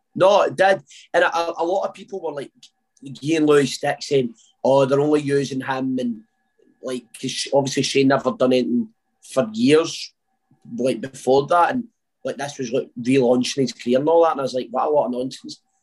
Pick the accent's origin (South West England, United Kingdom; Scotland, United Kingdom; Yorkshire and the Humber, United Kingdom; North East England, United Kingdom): Scotland, United Kingdom; Uddingston; now in Wishaw, United Kingdom; I grew up in Uddingston.